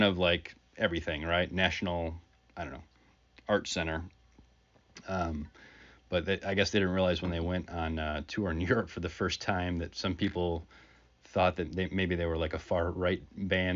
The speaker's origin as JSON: {"language": "English", "region": "Michigan", "country": "United States", "said": "being a Michigan guy"}